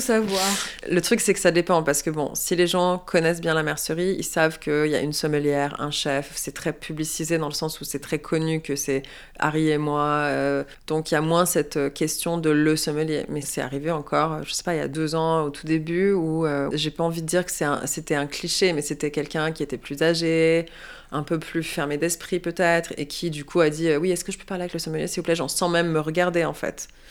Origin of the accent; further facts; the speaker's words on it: Quebec, Canada; moved away as an adult; also born or lived in Montreal; now in Paris, France; en tant que femme québécoise